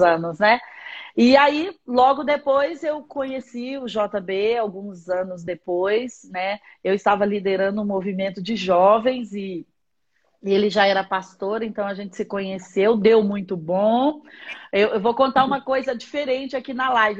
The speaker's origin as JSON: {"language": "Portuguese", "town": "Patos de Minas", "region": "Minas Gerais", "country": "Brazil", "tie": "born or raised there", "moved": "yes", "lives_now": "Brasília, Brazil", "said": "eu sou mineira, nasci em Patos de Minas."}